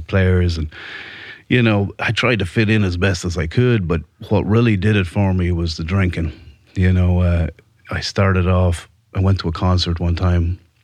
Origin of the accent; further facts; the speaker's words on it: Ireland; moved away as an adult; now in United States; born and raised in Ireland. I came to America in my early 20s